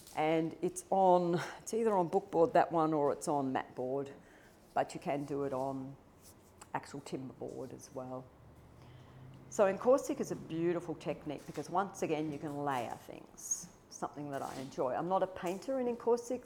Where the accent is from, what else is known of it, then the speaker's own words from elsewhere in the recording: Melbourne, Victoria, Australia; as a young girl growing up in Melbourne, which is very cold and rains a lot